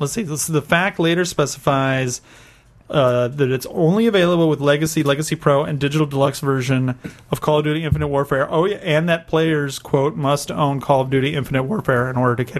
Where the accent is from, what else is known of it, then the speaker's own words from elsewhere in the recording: United States; Because I'm from America.